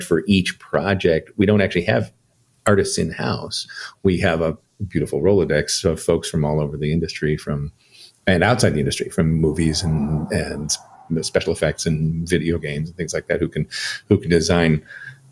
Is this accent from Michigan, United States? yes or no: no; Chicago, Illinois, United States; moved away; I didn't grow up in California like a lot of folks did. I grew up in Chicago.